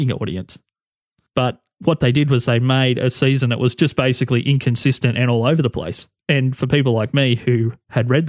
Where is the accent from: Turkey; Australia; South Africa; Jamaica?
Australia; I can speak as an Australian